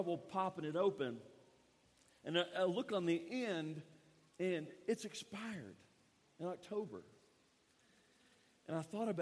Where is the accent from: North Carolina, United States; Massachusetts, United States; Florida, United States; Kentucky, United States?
Kentucky, United States; moved away as an adult; now in Guatemala; I grew up in Kentucky, and a big thing that I enjoyed in Kentucky, because I got it on a daily basis, was biscuits